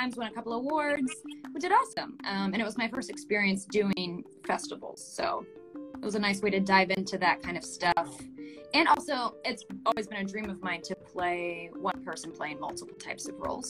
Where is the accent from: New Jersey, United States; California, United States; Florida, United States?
Florida, United States; I grew up in Florida